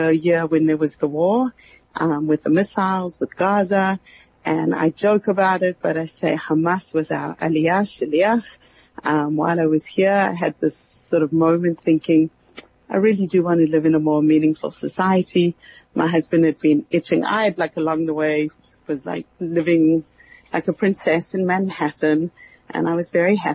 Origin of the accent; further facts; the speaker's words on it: Johannesburg, Gauteng, South Africa; moved away; I grew up in Glen Hazel, in the heart of the Jewish ghetto of Johannesburg